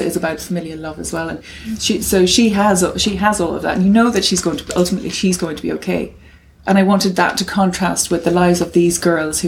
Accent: Cavan, Ulster, Ireland; moved away as an adult; also born or lived in London; where I grew up in Cavan, there was an orphanage

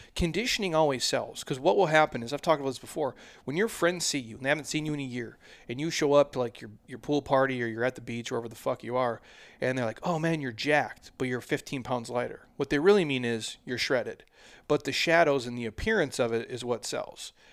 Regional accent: Midwest, United States; now in Scottsdale, United States; I'm a dude from the Midwest

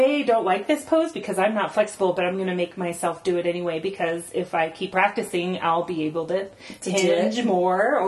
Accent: Texas, United States; moved away as an adult; now in Denver, United States; growing up in Texas as a vegetarian

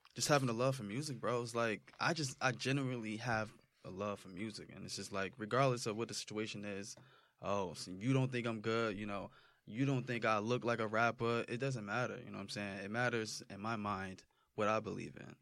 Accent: Roselle, New Jersey, United States; also born or lived in Irvington, New Jersey; I just grew up in Roselle

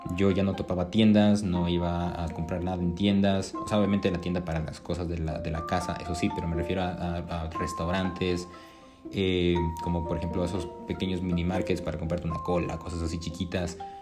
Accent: Ecuador; aquí en mi país, en Ecuador

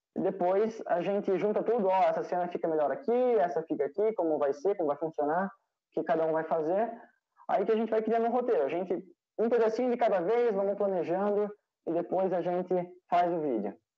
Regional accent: Brusque, Santa Catarina, Brazil; Participo do Grupo Escoteiro Brusque de Santa Catarina

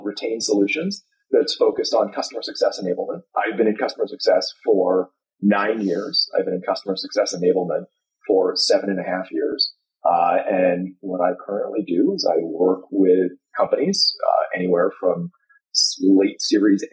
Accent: the Bay Area, California, United States; I grew up in the Bay Area

